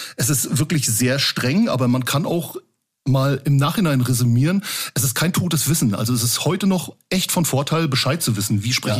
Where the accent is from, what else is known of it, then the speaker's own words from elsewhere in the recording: Rostock, Mecklenburg-Vorpommern, Germany; Wo ich geboren bin, in der, in der Hansestadt, in der wunderschönen Hansestadt Rostock.